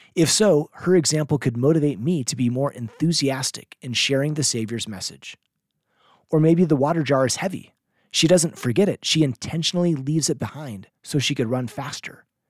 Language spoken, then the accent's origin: English; Seattle, Washington, United States; I grew up in Seattle where we had volunteer early morning seminary teachers